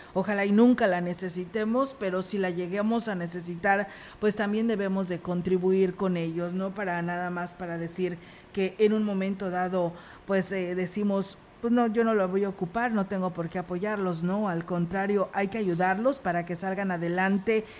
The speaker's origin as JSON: {"language": "Spanish", "country": "Mexico", "said": "como mexicanos que somos"}